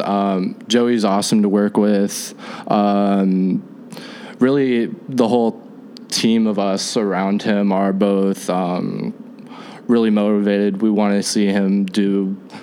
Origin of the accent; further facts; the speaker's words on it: Sacramento, California, United States; moved away as an adult; now in Chicago, United States; I'm from Sacramento originally